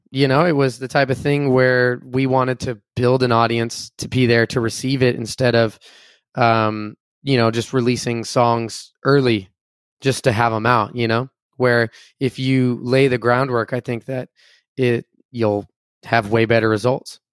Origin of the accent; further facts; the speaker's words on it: Enumclaw, Washington, United States; moved away as an adult; also born or lived in Tacoma, Washington / Seattle, Washington; now in Los Angeles, United States; I'm from a small town called Enum Claw, Washington